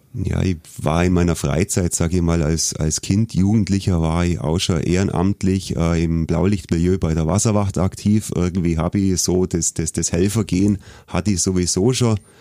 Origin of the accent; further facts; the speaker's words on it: Augsburg, Bavaria, Germany; Ich bin wirklich Ur-Augsburger, bin hier in Augsburg aufgewachsen